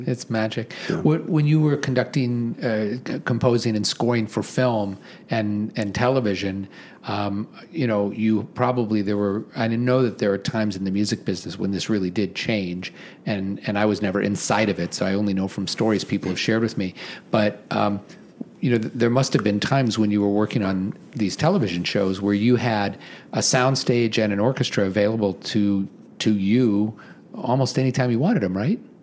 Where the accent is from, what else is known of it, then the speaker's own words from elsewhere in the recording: Omaha, Nebraska, United States; I grew up in Omaha in the 1970s